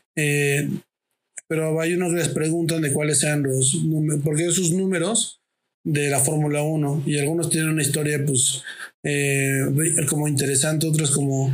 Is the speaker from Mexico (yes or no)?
yes; Mexico